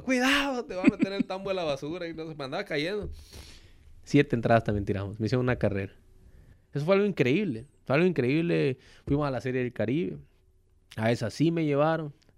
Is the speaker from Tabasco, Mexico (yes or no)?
yes; Tabasco, Mexico; moved away as an adult; now in Hermosillo, Mexico; en Tabasco, en donde mi tierra me vio nacer